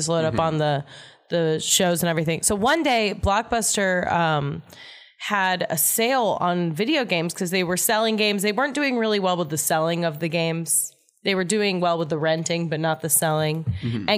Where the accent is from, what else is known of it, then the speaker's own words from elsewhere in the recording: Oakton, Virginia, United States; I'm from Northern Virginia. I'm from Oakton.